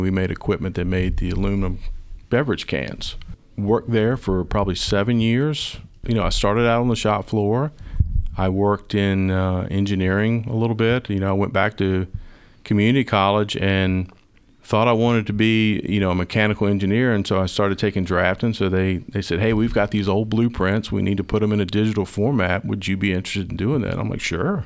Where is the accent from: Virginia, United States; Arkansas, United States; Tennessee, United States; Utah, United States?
Virginia, United States; Sandston; I am a, uh, native Virginia. I grew up in Sanston, went to Highland Springs High School.